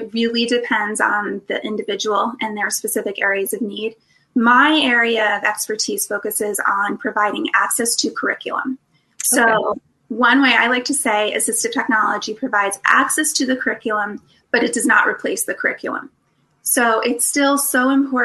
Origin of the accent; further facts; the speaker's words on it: New Jersey, United States; moved away; I'm from New Jersey. So you might hear, I hope, a little bit of my accent still